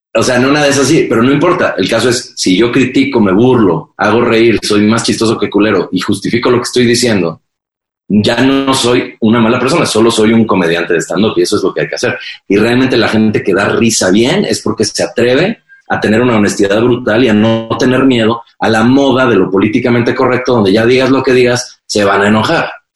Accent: Mexico; soy un white sican porque soy mexicano blanco

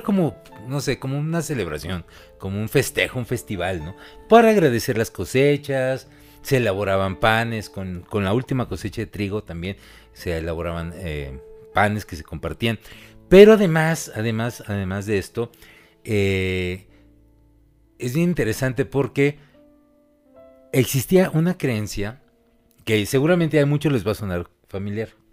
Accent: Mexico; los mismos mexicanos de siempre

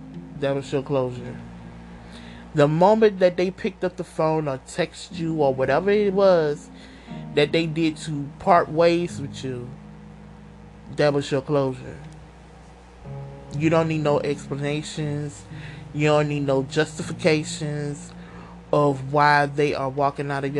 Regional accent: Louisiana, United States; I'm from Louisiana

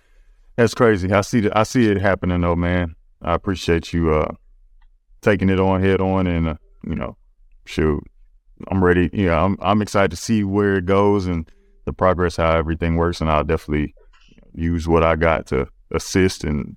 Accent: Leesville, Louisiana, United States; also born or lived in Germany; I was born in Germany, but I grew up in Leesville, Louisiana, which isn't even Alexandria.

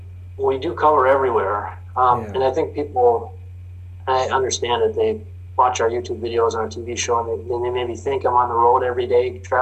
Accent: Minnesota, United States; I'm from Minnesota.

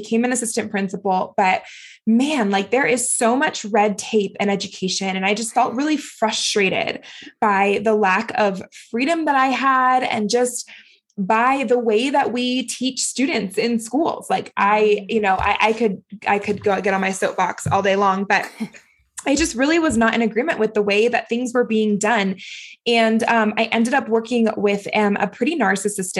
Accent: Florida, United States; now in Utah, United States; I'm not from Utah originally. I'm originally from Florida, so closer to Louisiana, actually

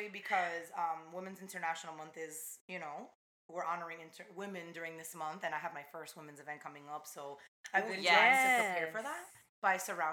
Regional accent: East Hanover, New Jersey, United States; first language Spanish; English is a second language; also born or lived in North Bergen, New Jersey / Weehawken, New Jersey / Pennsylvania; I moved to East Hanover, predominantly white Italian town, when I was 5. And I lived there until I moved out of the house like 3 years ago

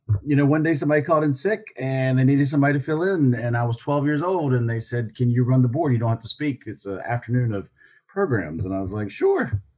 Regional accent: Southern United States, United States; accent: Southern; little Southern accent back then. I had to work on it a little bit. I didn't really want to get rid of my accent, but clean it up.

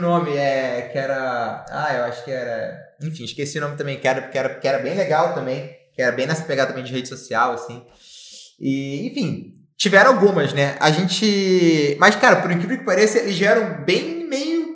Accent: Rio de Janeiro, Brazil; moved away as an adult; now in Florianópolis, Brazil; venho do Rio de Janeiro, né? É, e morei boa parte da minha vida no Rio de Janeiro

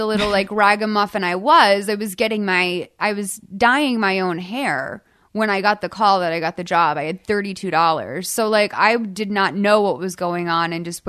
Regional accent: Boston, Massachusetts, United States; I grew up like in Boston, like thinking I was gonna have a normal job, so I was trained for that.

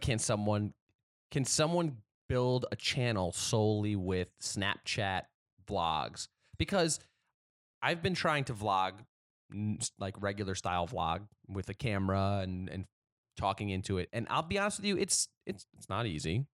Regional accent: New Haven, Connecticut, United States; moved away; growing up in New Haven

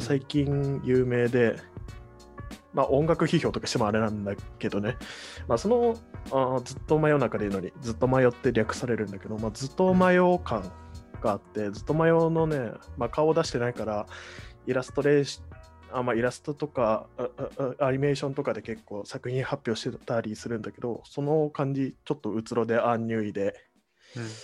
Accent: Kagoshima, Japan; 僕の地元の鹿児島県内

